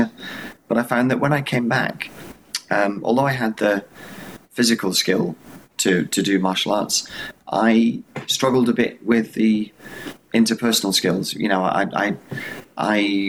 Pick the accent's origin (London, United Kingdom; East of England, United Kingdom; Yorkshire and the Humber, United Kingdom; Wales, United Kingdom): Wales, United Kingdom; now in Wiltshire, United Kingdom; I live in Wiltshire in the UK. I'm from Wales originally, which is one of the four countries in the UK